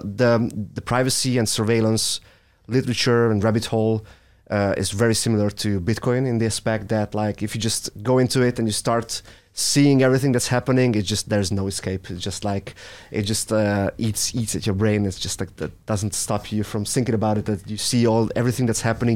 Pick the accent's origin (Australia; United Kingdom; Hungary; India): Hungary; I'm from Hungary